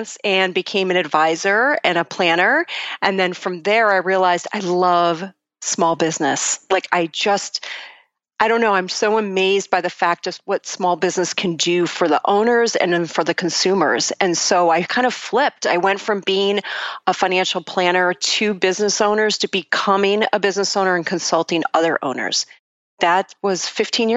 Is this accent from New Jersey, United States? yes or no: no; Buffalo, New York, United States; I'm originally from Buffalo, New York, actually a suburb of Buffalo, and I was born into a family of educators.